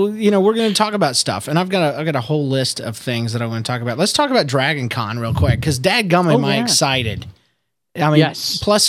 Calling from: St. Petersburg, Florida, United States; I'm recording from St. Petersburg, Florida.

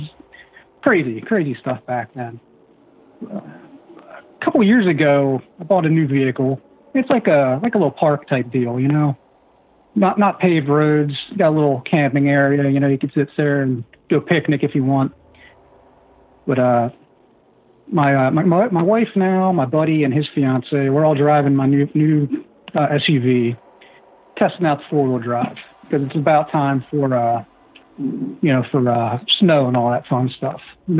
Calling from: Pennsylvania, United States; We're in Pennsylvania.

